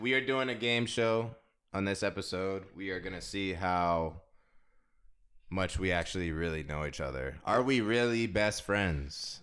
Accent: DMV, United States; also born or lived in San Diego, California; Came over to the Nasty D M V

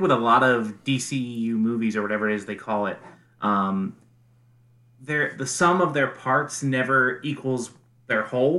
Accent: Philadelphia, Pennsylvania, United States; Philadelphia, my hometown.

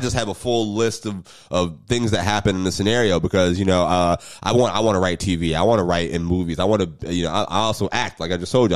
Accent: Jacksonville, Florida, United States; I'm from Jacksonville

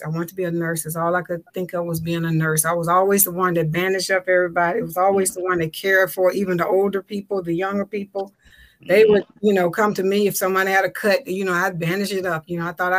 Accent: Memphis, Tennessee, United States; moved away as an adult; now in DMV (Washington metropolitan area), United States; I'm originally from Memphis, Tennessee

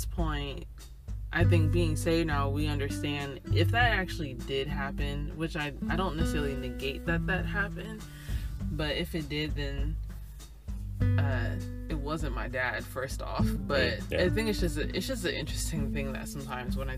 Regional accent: Sacramento, California, United States; I'm from California, NorCal, or Northern California, for those who are not aware that it's NorCal or SoCal, specifically Sacramento.

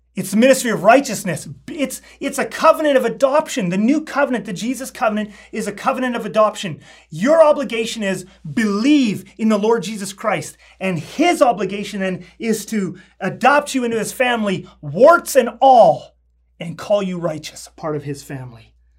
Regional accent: Canada; I'm a Canadian citizen

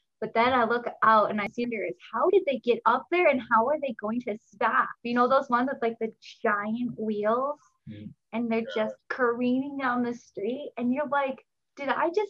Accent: Milwaukee, Wisconsin, United States; born or raised there

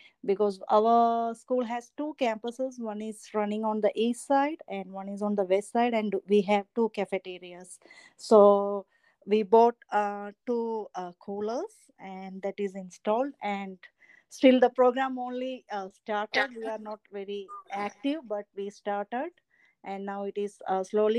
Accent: India; moved away as an adult; now in Williamsburg County, South Carolina, United States; I am not from here. I am from Asia. I am from India

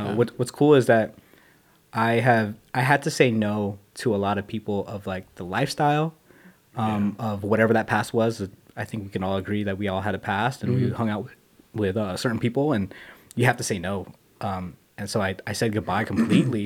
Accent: Las Vegas, Nevada, United States; growing up in Las Vegas

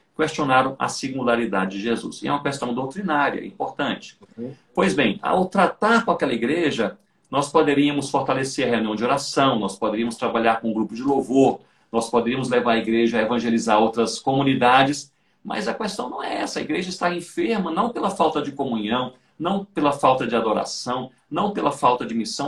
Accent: Brazil; nós somos brasileiros e nós vivemos em um país

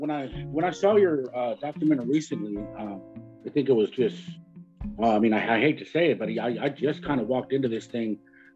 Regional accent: Texas, United States; Chicanos in general, Tejanos, I'm from Texas. My family's from San Antonio.

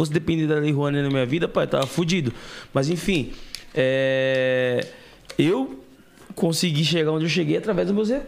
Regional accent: Brás, São Paulo, Brazil; Vendia café no Brás, pai. E, tipo. Onde eu nasci.

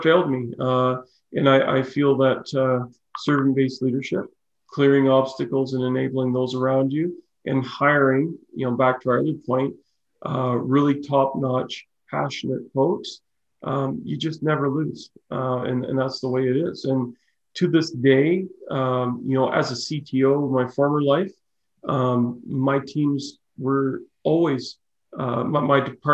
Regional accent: Okotoks, Alberta, Canada; also born or lived in Chatham, Ontario / Prince George, British Columbia / Calgary; now in Cochrane, Canada; I grew up in Okotoks and lived in Calgary and now live in Cochrane.

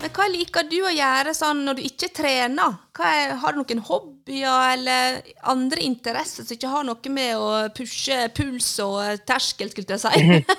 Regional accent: Sandane, Vestland, Norway; hjemme på Sandane, der jeg er ifra

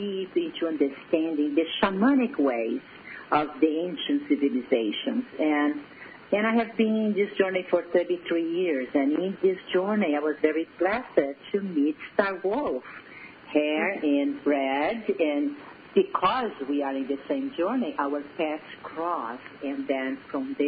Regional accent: Brazil; accent: Brazilian; English is a second language; moved away; my accent is from Brazil

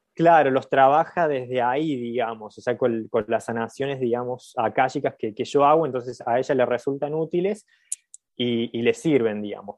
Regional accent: Villa Carlos Paz, Córdoba, Argentina; accent: cordobés tonada; soy de Carlos Paz, nací en Carlos Paz.

